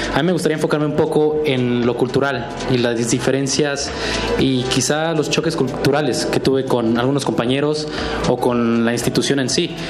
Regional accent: Mexico; aquí en México hacemos simulacros por si hay un sismo

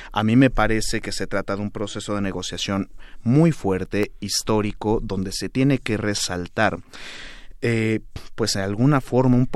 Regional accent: Mexico; creo que sí es importante cerrar filas como mexicanos

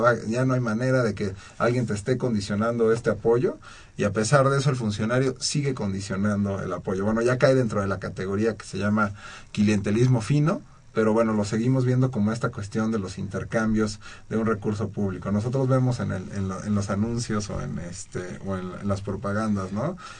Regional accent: Mexico; nosotros como mexicanos

